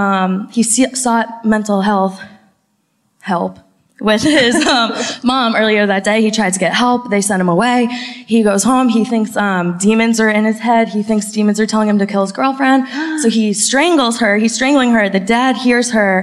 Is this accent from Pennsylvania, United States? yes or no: no; Acton, Massachusetts, United States; I am from Acton, Massachusetts